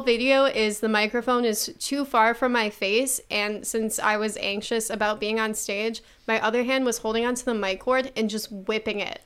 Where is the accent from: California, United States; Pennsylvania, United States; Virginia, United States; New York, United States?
New York, United States; Buffalo; I'm from Buffalo, New York and I do comedy.